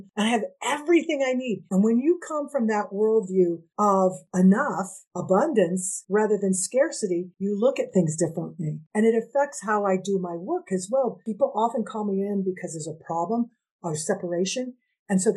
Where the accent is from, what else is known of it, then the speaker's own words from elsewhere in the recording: United States; I'm half Indigenous, Nahua, which people know as Aztec, and I'm Mexican American.